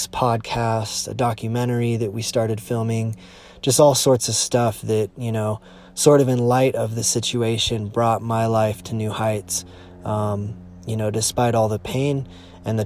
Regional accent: United States; Lake Tahoe in my hometown

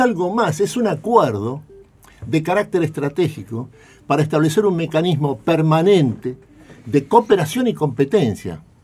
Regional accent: Argentina; nosotros somos la Argentina

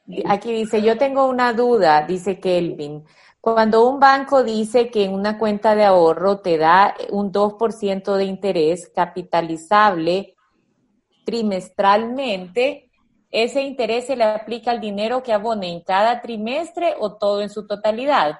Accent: El Salvador; como buenos salvadoreños

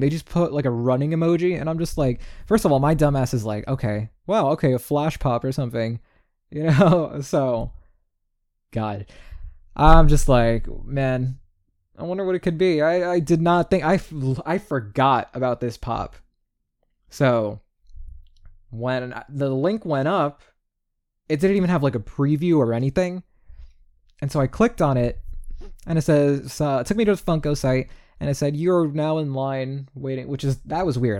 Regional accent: New York, United States; I'm from New York, and that's how we talk.

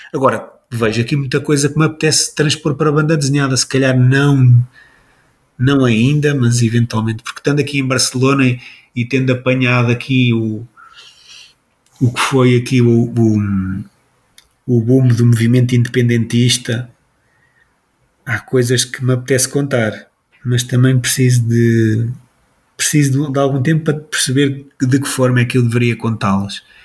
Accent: Portugal; somos portugueses

